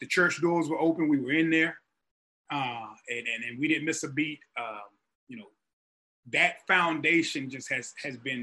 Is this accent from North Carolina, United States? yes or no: yes; rural North Carolina, United States; moved away; I'm from the deep country of North Carolina